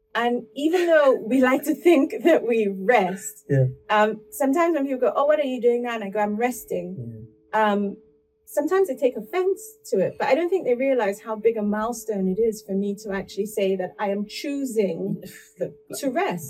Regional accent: Port Harcourt, Rivers State, Nigeria; now in United Kingdom; I was born in Port Harcourt. I grew up in Port Harcourt.

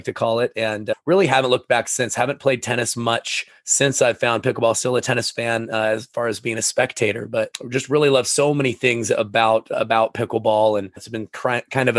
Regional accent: Sequim, Washington, United States; I grew up in Esquim, Washington

